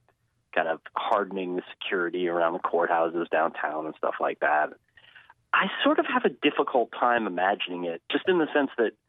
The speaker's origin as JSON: {"language": "English", "region": "New Jersey", "country": "United States", "tie": "born or raised there", "said": "the closest Division I school to where I grew up in North Jersey"}